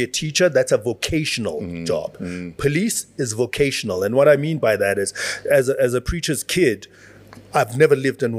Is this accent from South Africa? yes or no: yes; South Africa